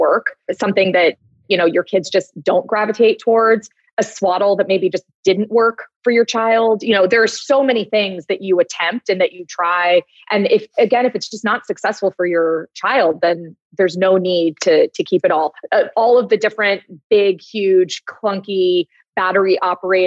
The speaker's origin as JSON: {"language": "English", "town": "Los Angeles", "region": "California", "country": "United States", "said": "I'm from Los Angeles"}